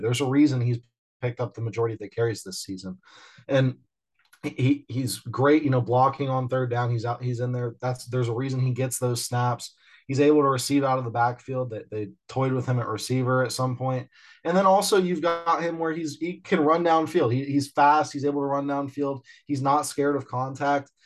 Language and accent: English; Midwest, United States; as a Midwesterner